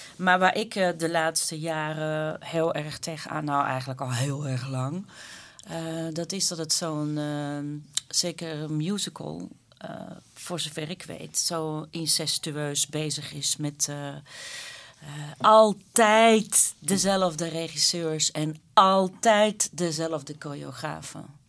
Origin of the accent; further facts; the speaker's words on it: Flanders, Belgium; als Vlamingen onder elkaar